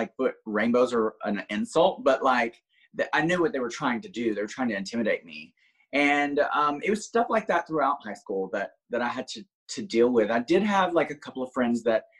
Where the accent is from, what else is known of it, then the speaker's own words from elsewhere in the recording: small town outside Birmingham, Alabama, United States; now in Orlando, United States; originally I'm from a small town outside of Birmingham, Alabama. Like literally didn't even have a red light when I grew up.